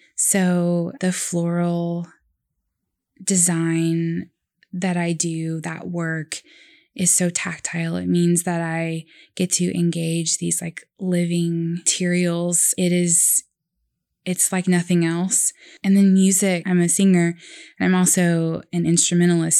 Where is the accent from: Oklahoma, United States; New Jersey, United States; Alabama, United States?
Oklahoma, United States; born in, you know, Oklahoma County